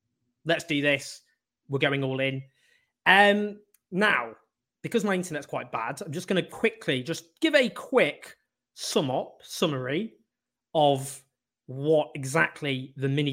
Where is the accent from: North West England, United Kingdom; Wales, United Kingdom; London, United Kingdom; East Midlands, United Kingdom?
North West England, United Kingdom; Stockport; also born or lived in Sheffield / Oxford; grew up in Stockport with a quite left-wing family